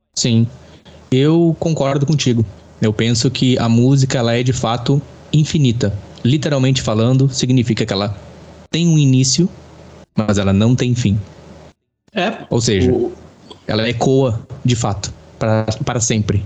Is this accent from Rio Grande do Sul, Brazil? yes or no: yes; Rio Grande do Sul, Brazil; sou brasileiro com muito orgulho de ser gaúcho. Gaúcho dos Pampas do Rio Grande do Sul.